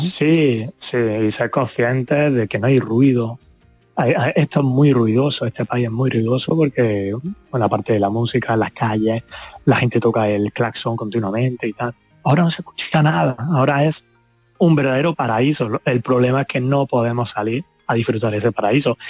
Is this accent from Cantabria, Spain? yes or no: no; Andalusia, Spain; moved away; mi país, ¿no? que, al fin y al cabo es mi tierra